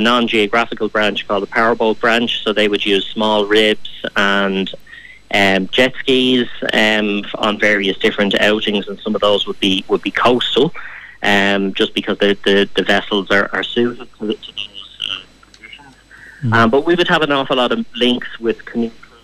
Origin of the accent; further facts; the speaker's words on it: Dublin, Leinster, Ireland; born and bred in the city